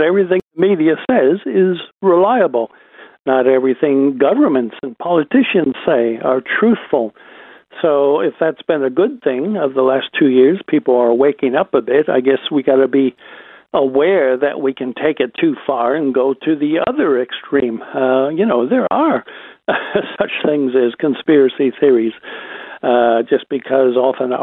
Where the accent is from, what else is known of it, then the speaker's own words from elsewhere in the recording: United States; as an American